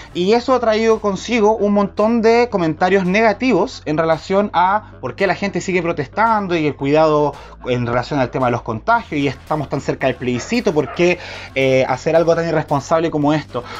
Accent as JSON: {"language": "Spanish", "region": "Valparaíso", "country": "Chile", "said": "yo soy de Valparaíso"}